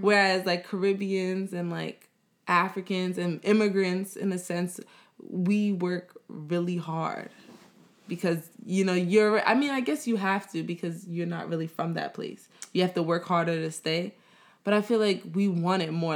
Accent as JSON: {"language": "English", "country": "United States", "tie": "born or raised there", "said": "I was born in America, I kinda grew up, like, right when my parents was growing up and they were immigrants"}